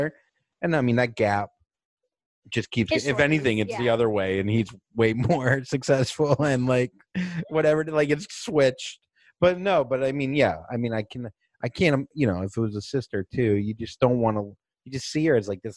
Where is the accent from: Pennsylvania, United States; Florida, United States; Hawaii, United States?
Florida, United States; moved away; I'm from Florida